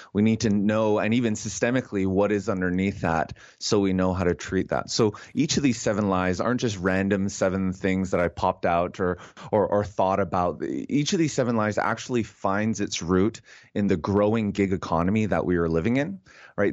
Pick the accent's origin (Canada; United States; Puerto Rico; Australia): Canada; as a Canadian